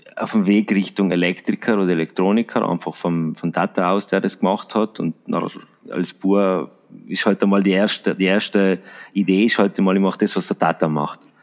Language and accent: German; Salorno, Trentino-Alto Adige, Italy